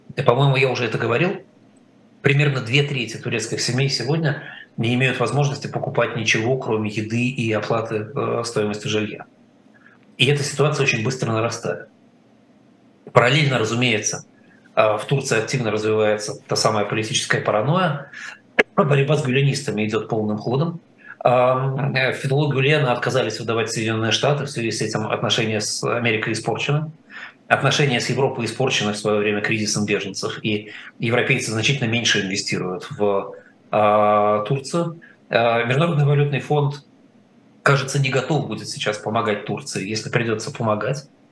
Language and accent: Russian; Russia; мы с вами выросли в России